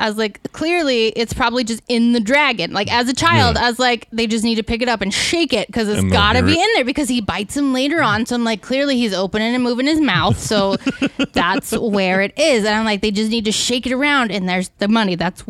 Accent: United States; That's purely because I'm American

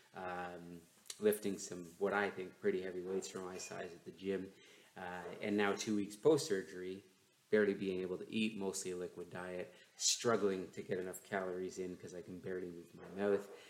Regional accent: London, Ontario, Canada; my hometown of London, Ontario

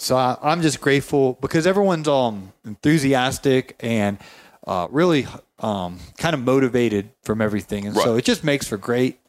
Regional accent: Georgia, United States; I came from Georgia.

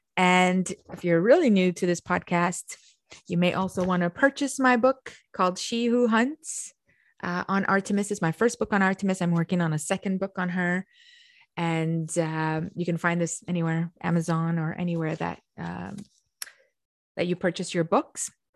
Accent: Romania; moved away; I come from Romania and I have a historical knowledge, which they taught us very young, of the kings of Romania

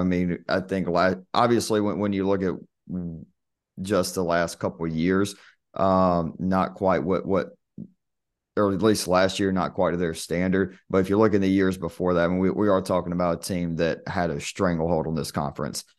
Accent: Albany, Georgia, United States; born or raised there

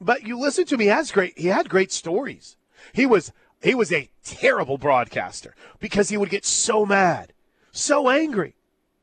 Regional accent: Big Ten country, Midwest, United States; I grew up in Big Ten country

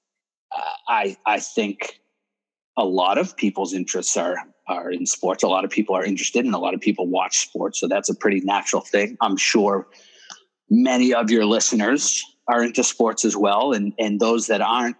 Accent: Boston, Massachusetts, United States; now in Houston, United States; I grew up in Boston

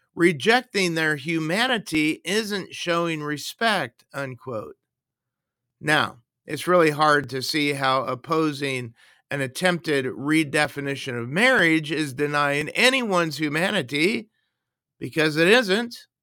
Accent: United States; now in Canada; I was born in the United States, and I'm also a U S citizen

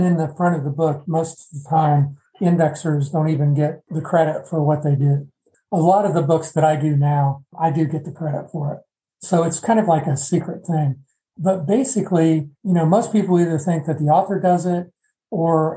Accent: Midwest, United States; being a Midwesterner

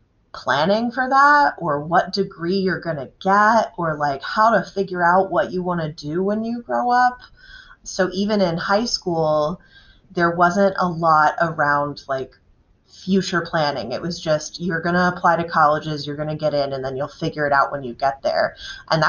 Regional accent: Dryden, New York, United States; I grew up in Dryden, New York

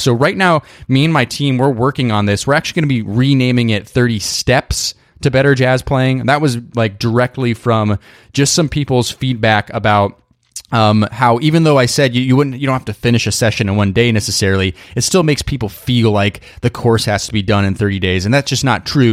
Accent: Idaho, United States; moved away; I grew up in Idaho

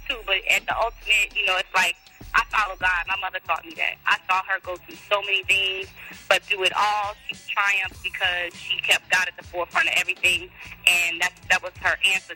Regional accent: New Orleans area, Louisiana, United States; we grew up in New Orleans, Louisiana, right outside of New Orleans in Canada, actually. We claim New Orleans because it's the closest city that everybody knows.

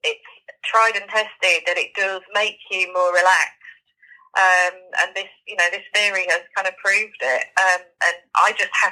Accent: Yorkshire and the Humber, United Kingdom; also born or lived in Norfolk Broads; now in Norfolk, United Kingdom; I'm from Yorkshire originally

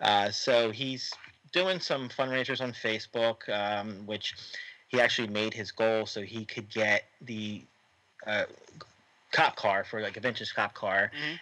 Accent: Egg Harbor Township, New Jersey, United States; I grew up in Egg Harbor Township

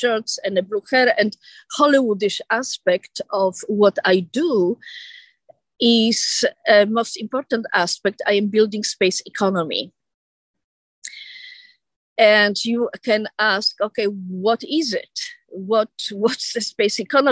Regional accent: Warsaw, Masovian Voivodeship, Poland; moved away as an adult; also born or lived in Italy; now in United States; I was at that time in Warsaw, Poland, under the Soviet domination

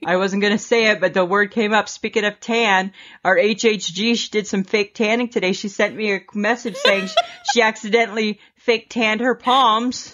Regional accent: Stayner, Ontario, Canada; the one that I grew up with in Stainer, Ontario

